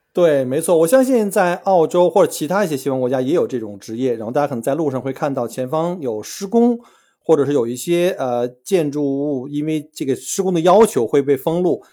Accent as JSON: {"language": "Chinese", "country": "China", "moved": "yes", "lives_now": "Australia", "said": "像我们中国人，或者说东亚人吧，我们来自于这个高竞争的国家"}